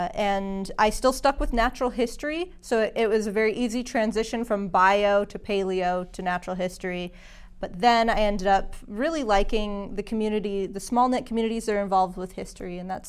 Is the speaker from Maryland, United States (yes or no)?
no; Belchertown, Massachusetts, United States; now in Chelmsford, United States; So I'm from Western Massachusetts. I grew up in Belchertown, Mass.